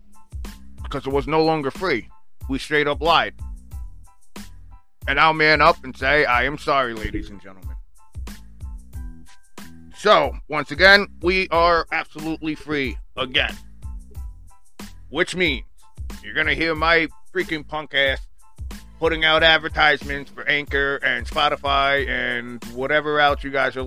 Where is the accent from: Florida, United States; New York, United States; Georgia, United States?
New York, United States; Long Island; from Long Island, New York. My hometown